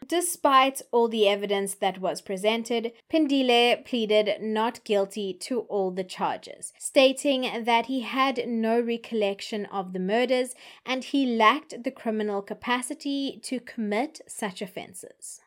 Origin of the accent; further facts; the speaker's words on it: South Africa; as a South African